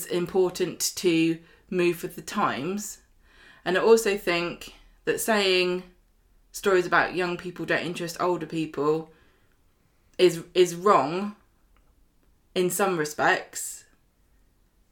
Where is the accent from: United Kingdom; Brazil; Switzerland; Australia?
United Kingdom; we're British